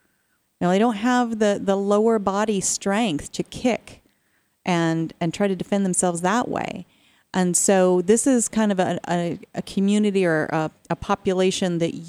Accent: Arizona, United States; I'm from Arizona

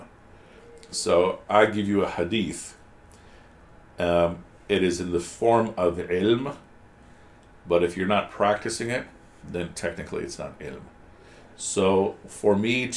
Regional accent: United States; my generation, we didn't have too many resources growing up in America

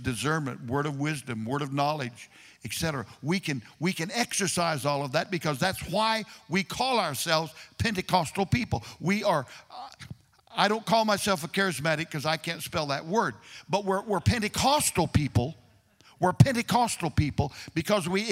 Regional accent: Kansas, United States; moved away as an adult; also born or lived in Delaware; I grew up in Kansas

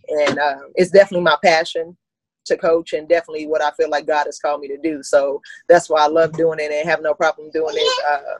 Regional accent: San Antonio, Texas, United States; I grew up on the east side. I'm from San Antonio. I went to Sam Houston High School.

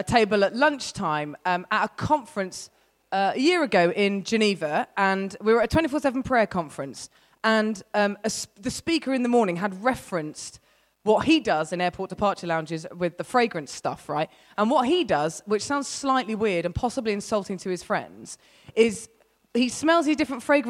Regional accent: United Kingdom; I'm British

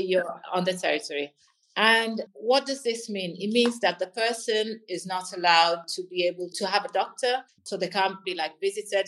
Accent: Florence, Tuscany, Italy; I was born in Florence

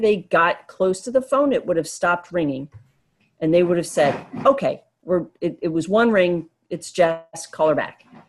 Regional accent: the Poconos, Pennsylvania, United States; I grew up in the Poconos

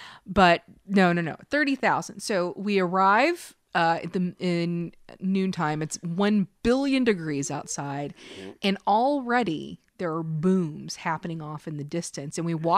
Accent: Kentucky, United States; I am from Kentucky, and I've been told lots and lots and lots of times I don't sound like I'm from Kentucky, and it was intentional.

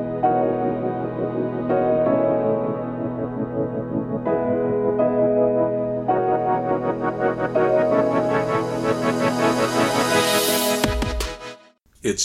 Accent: United States; being an American

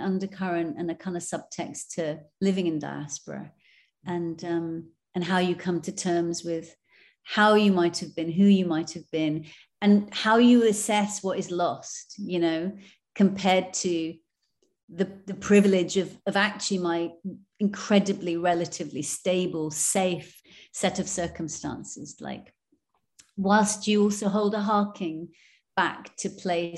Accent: England, United Kingdom; I grew up then in England

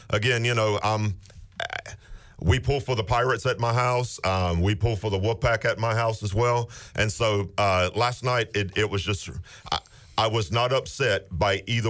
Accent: the South, United States; You know, growing up in the South, I was always a Braves fan.

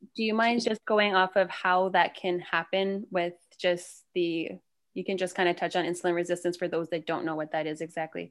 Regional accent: Canada; moved away as an adult; now in Charlotte, United States; I'm Canadian, though, so I just moved here in two thousand sixteen

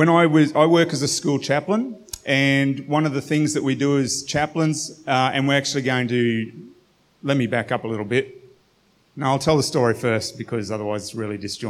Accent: Australia; as an Australian Western culture

